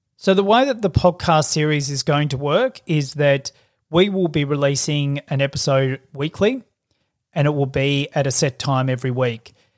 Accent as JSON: {"language": "English", "town": "Melbourne", "region": "Victoria", "country": "Australia", "tie": "born or raised there", "said": "I grew up in Melbourne."}